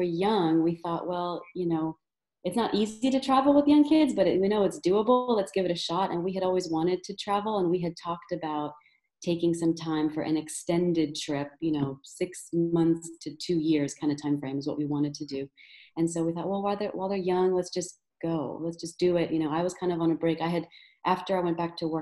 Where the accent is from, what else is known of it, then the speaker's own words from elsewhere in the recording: Maryland, United States; moved away as an adult; also born or lived in San Antonio, Texas / Perth, Australia; I'm from Maryland in the US